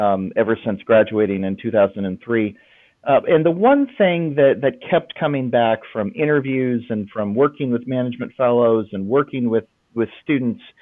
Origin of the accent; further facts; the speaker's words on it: Lawrence, Kansas, United States; moved away as an adult; now in Franklin, United States; I grew up in Lawrence, Kansas